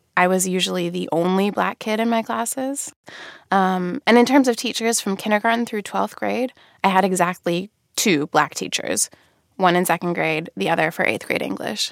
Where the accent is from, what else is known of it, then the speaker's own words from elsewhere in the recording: Radnor, Pennsylvania, United States; I grew up in Radnor, Pennsylvania, which is a suburb about ten miles outside the city